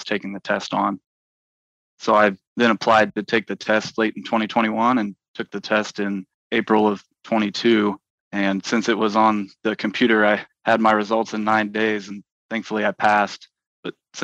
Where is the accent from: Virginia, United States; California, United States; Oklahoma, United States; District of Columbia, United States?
Oklahoma, United States; Alva; I'm originally from Alva, Oklahoma